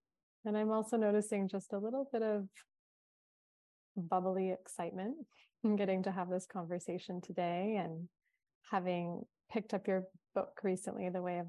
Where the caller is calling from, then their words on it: Hawaii, United States; Well, I'm tuning in from Kauai. It is a breezy, cool day.